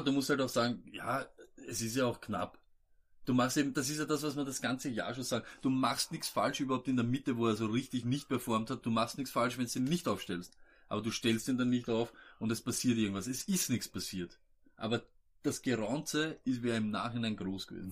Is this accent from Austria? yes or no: yes; Vienna, Austria; wir sind keine Österreicher, wir sind Wiener